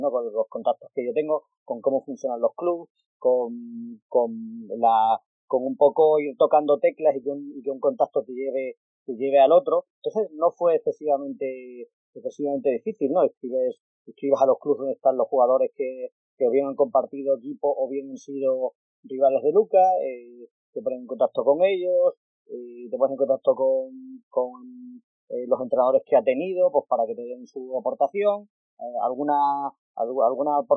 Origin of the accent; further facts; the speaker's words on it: Extremadura, Spain; Yo soy extremeño